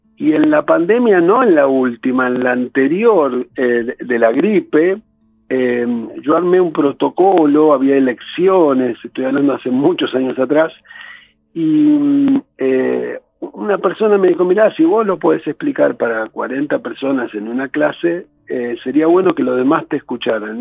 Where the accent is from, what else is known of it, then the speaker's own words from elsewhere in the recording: San Justo, Buenos Aires Province, Argentina; nací en San Justo, que es la capital del partido de La Matanza